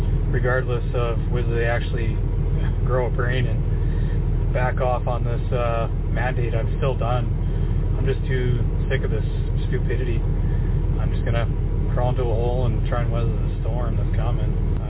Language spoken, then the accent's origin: English; Canada; I'm a Canadian trucker as well, and I usually haul between Alberta and Texas.